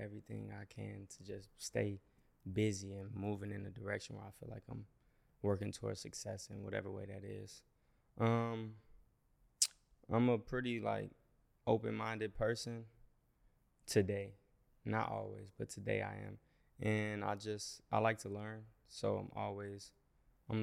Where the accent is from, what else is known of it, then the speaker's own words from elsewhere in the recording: Minneapolis, Minnesota, United States; moved away as an adult; now in Los Angeles, United States; I'm from Minneapolis, Minnesota